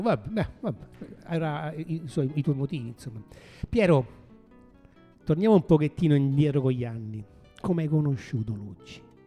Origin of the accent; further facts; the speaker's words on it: Rome, Lazio, Italy; sono di Roma